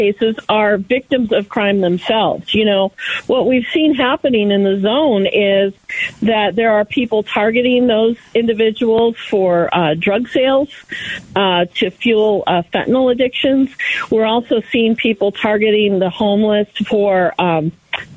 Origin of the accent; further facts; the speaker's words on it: Maricopa County, Arizona, United States; here in Maricopa County. This is my hometown